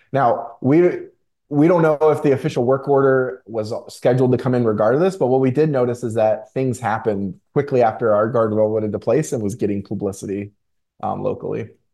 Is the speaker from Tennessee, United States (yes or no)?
yes; Chattanooga, Tennessee, United States; also born or lived in Florida; I was born in Florida. I grew up in Tennessee. Tennessee is what I consider to be my home, Chattanooga, Tennessee in particular